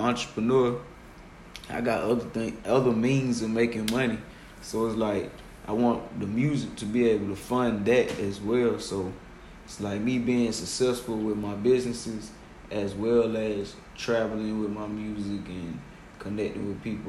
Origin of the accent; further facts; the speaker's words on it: Decatur, Georgia, United States; I'm from over here in Decatur.